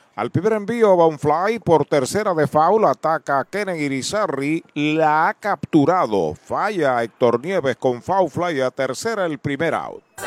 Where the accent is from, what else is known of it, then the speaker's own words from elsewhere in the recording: Puerto Rico; Quebradillas ah. porque es colindante con mi pueblo